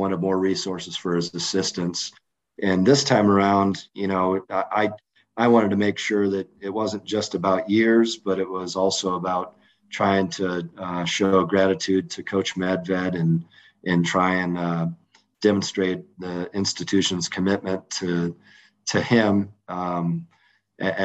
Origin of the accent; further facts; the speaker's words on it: Battle Creek, Michigan, United States; now in Fort Collins, United States; I was a caddy at the Battle Creek Country Club, and that's my hometown